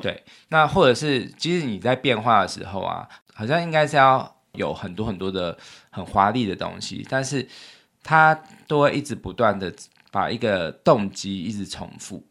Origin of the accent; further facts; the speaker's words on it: Taiwan; 就是我们台湾人都很喜欢用日本货嘛